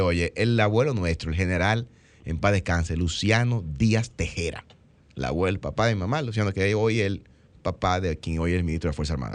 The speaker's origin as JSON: {"language": "Spanish", "country": "Dominican Republic", "said": "nosotros somos dominicanos"}